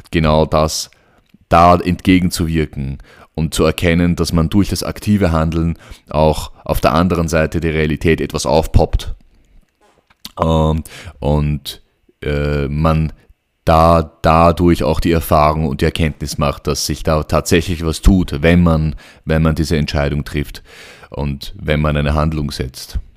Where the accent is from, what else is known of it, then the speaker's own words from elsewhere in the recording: Vienna, Austria; also born or lived in Cairo, Egypt; Äh, ich bin in Wien aufgewachsen. Ähm, als Sohn ägyptischer Eltern, habe in Wien, äh, bin in Wien zur Schule gegangen, aufgewachsen, in Kairo geboren